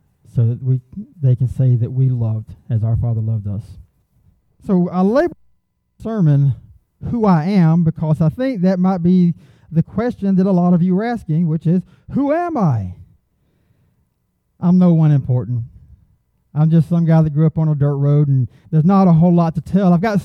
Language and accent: English; Augusta, Georgia, United States; I come from the Augusta area